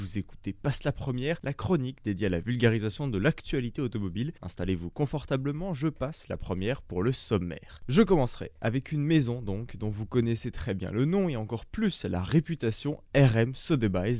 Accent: France; chez nous en France

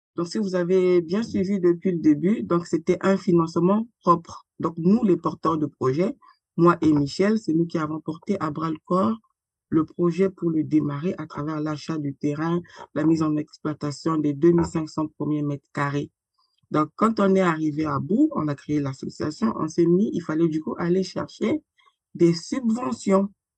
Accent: Republic of the Congo; moved away as an adult; now in France; je suis née et grandie au Congo-Brazzaville. J'ai quitté le Congo-Brazzaville pour euh, la France sur le haut de mes 33 ans.

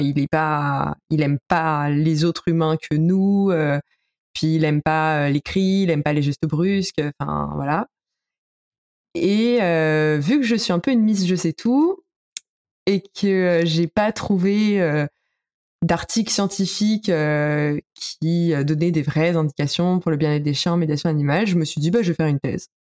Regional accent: Paris, Île-de-France, France; je suis parisienne

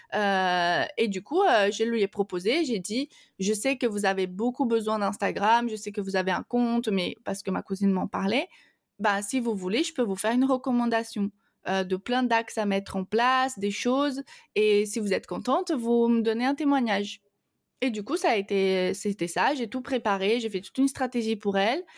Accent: Brazil; French is a second language; moved away; je, suis donc brésilienne

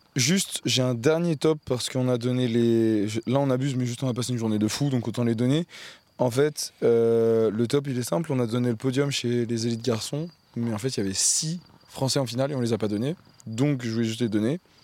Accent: France; moi, en tant que Français

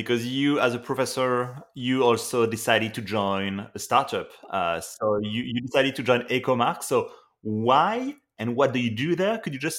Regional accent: France; now in Canada; Myself, I'm from France, but I live in Canada

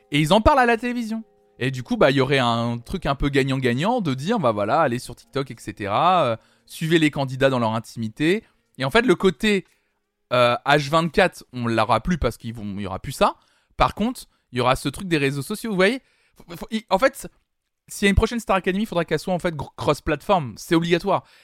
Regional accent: Belgium; C'est gentil, mais je suis belge

